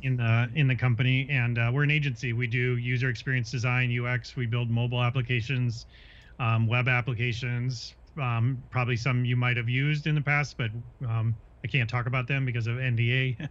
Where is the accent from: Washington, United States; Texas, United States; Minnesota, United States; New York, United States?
Minnesota, United States; growing up in Minnesota